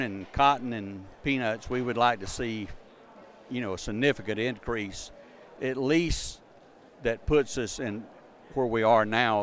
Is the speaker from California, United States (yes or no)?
no; Southwest Georgia, United States; I'm from Southwest Georgia